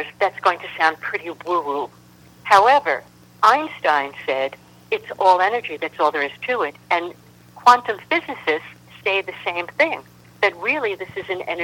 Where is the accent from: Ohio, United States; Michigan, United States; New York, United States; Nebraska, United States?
New York, United States; New York City; moved away as an adult; also born or lived in San Francisco; I was from New York City. I was a street kid